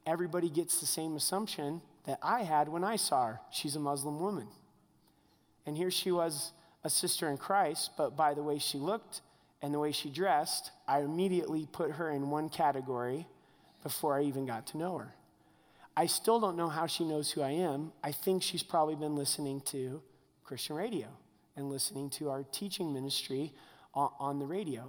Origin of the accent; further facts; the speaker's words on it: United States; I'm American through and through